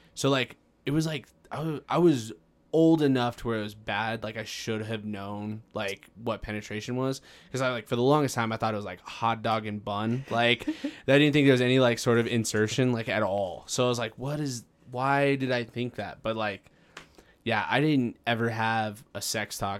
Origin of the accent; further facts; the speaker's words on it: Farmington, New Mexico, United States; I grew up in Farmington, and it was one of the first, uh, or we were part of the first classes, uh, in middle school that received laptops.